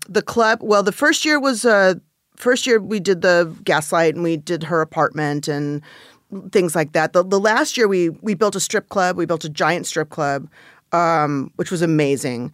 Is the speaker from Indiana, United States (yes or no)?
no; Los Angeles, California, United States; I grew up in the San, uh, Van Nuys